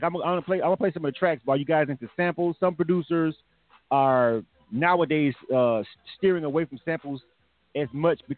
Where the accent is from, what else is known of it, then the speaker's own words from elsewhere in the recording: Florida, United States; now in Atlanta, United States; I'm from Florida